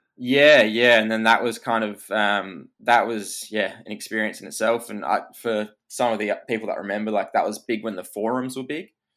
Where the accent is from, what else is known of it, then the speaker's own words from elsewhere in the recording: Perth, Western Australia, Australia; I was Perth born and raised